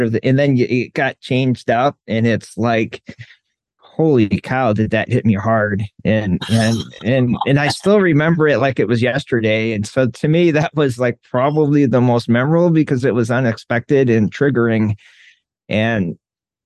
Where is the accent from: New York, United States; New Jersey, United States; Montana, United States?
New York, United States; moved away; I grew up in New York and we had a like Catholic influence.